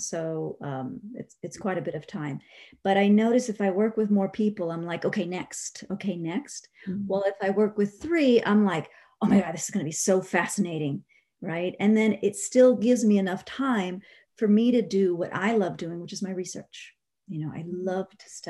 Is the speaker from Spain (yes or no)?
yes; Spain; moved away; I'm originally from Spain